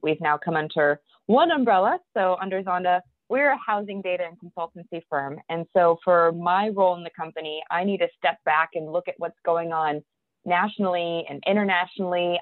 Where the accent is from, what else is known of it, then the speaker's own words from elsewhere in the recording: Cleveland, Ohio, United States; we were born and raised in Cleveland